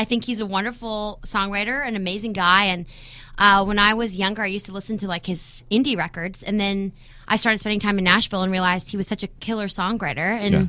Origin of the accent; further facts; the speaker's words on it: Victoria, British Columbia, Canada; also born or lived in Regina, Saskatchewan; I'm from Victoria, BC. Well, actually, technically, I was born in Regina, Saskatchewan. Uh-huh. Moved to Victoria when I was like 7, but I was raised there.